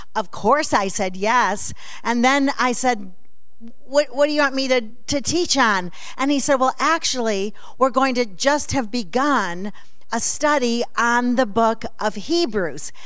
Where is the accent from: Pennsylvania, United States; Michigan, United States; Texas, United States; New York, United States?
New York, United States; Alabama Center; now in Oklahoma City, United States; I was born and raised in Alabama Center